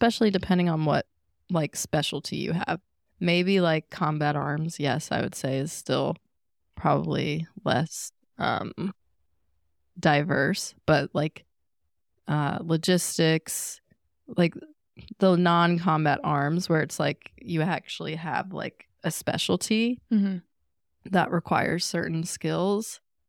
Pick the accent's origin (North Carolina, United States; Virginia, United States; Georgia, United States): Virginia, United States; Chesapeake; Even myself, like where I grew up in Chesapeake, like I wasn't like super devout Christian